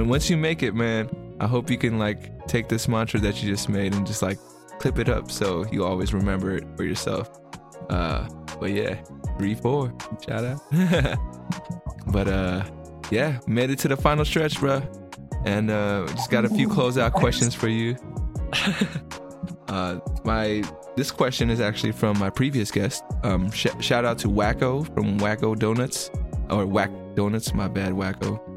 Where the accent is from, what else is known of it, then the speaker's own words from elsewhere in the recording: United States; we're American